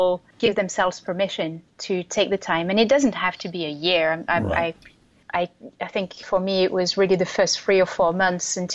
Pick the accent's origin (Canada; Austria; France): France; moved away as an adult; also born or lived in Europe / Asia / United States; now in Brooklyn, United States; So originally I'm from France, and I moved around a lot from the time I was 18.